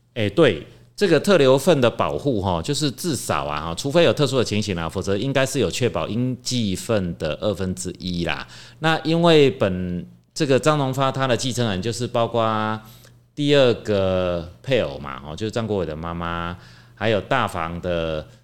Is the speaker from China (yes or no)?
no; Taiwan; 我们台湾人很喜欢呢，怎么样，买房子登记在儿子名下